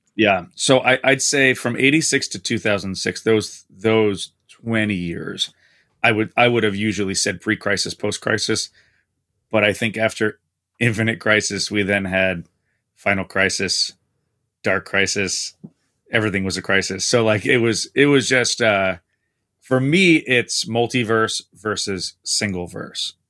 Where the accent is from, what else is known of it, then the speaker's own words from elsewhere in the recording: East Coast, New Jersey side near Manhattan, United States; now in Skokie, United States; I grew up on the East Coast. My parents are about twenty minutes from Manhattan on the New Jersey side